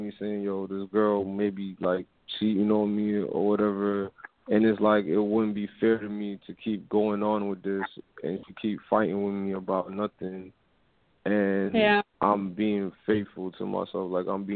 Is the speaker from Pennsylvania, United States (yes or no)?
no; New York, United States; now in Florida, United States; I'm in Florida right now. I'm from New York